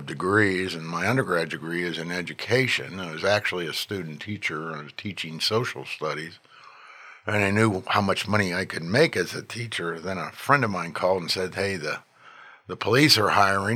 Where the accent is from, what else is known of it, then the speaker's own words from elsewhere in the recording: Pittsburgh, Pennsylvania, United States; moved away as an adult; also born or lived in Columbus, Ohio / Los Angeles, California / Tucson, Arizona; now in Texas, United States; I'm born and raised in Pittsburgh